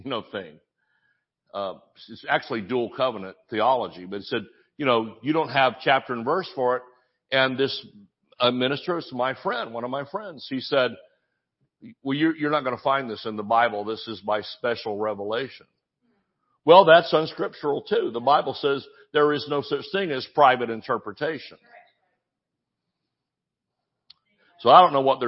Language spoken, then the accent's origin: English; Georgia, United States; I'm from Georgia